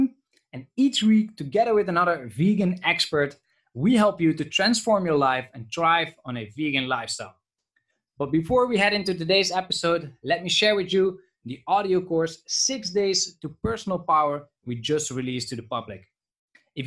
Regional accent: south of the Netherlands, Netherlands; moved away; I'm from the Netherlands originally

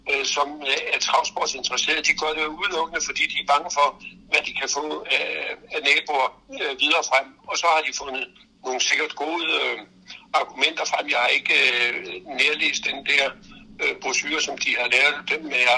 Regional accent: Funen, Southern Denmark, Denmark; moved away; Nu er jeg fra Fyn

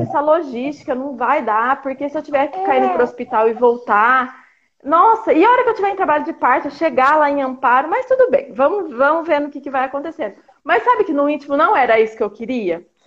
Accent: Águas de Lindóia, São Paulo, Brazil; moved away as an adult; eu sou do interior de São Paulo, de Águas de é. Lindóia

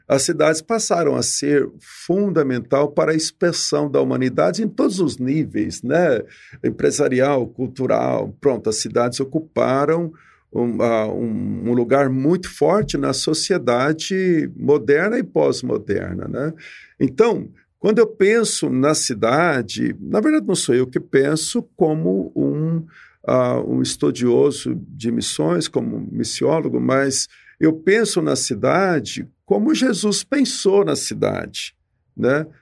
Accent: Ribeirão Preto, São Paulo, Brazil; eu sou aqui de Ribeirão Preto

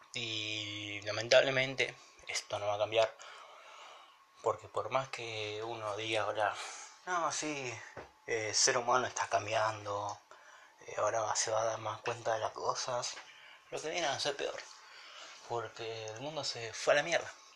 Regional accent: Argentina; en mi país, en Argentina

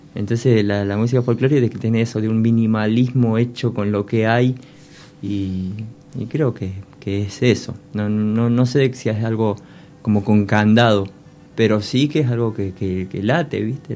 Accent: Córdoba, Argentina; moved away; soy cuartetero y cordobés

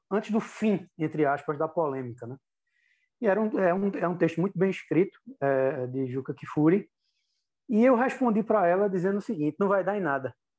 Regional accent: Brazil; como brasileiro

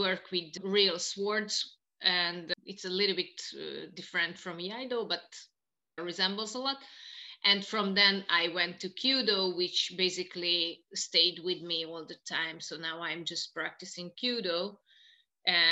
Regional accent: Tiszaújváros, Borsod-Abaúj-Zemplén, Hungary; also born or lived in Japan; I'm from Hungary originally.

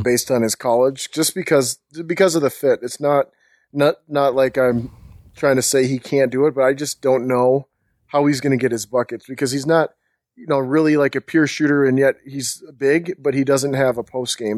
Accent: Minnesota, United States; also born or lived in Bahamas; I was born in the Bahamas, and I went to, uh, school, elementary, middle school, high school in Minnesota.

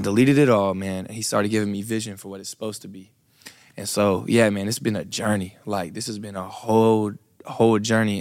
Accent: Brunswick, Georgia, United States; I am from Brunswick, Georgia.

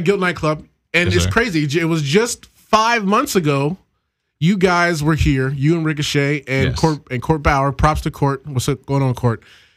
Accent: Orlando, Florida, United States; my hometown of Orlando

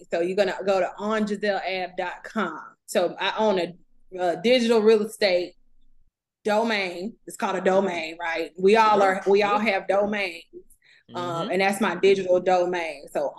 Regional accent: Huntsville, Alabama, United States; I'm from Huntsville.

